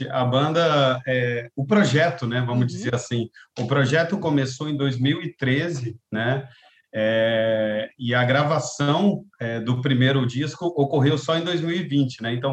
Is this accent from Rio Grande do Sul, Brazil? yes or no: no; Santos, São Paulo, Brazil; born there; now in Rio de Janeiro, Brazil; eu nasci em Santos, né? No litoral de São Paulo. Depois fui para o interior de São Paulo, fui para Minas Gerais, onde eu fiz a minha faculdade de música, né? E depois fui para São Paulo capital, depois que eu vim para o Rio.